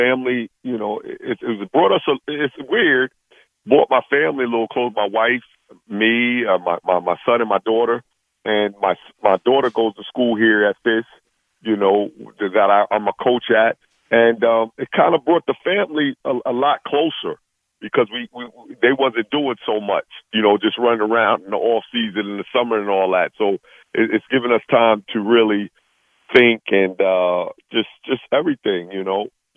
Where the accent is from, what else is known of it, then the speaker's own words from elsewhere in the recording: New York, United States; I'm from New York. I'm like a New York guy